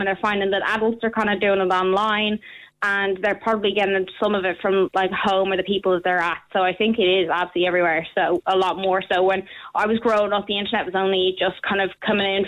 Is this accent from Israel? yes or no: no; Ireland; also born or lived in London; I was born in London, went to school over here for a while, um, and then I moved over to Ireland and I started school in Ireland